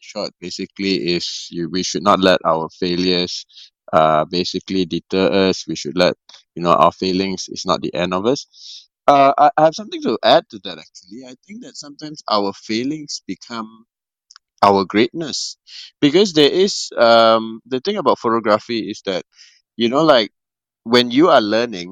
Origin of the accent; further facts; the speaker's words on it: Malaysia; one of the more renowned director in my country. I'm from Malaysia